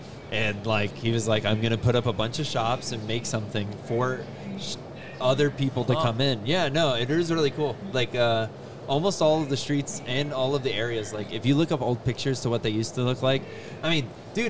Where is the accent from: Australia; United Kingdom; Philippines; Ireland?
Ireland; I'm Irish.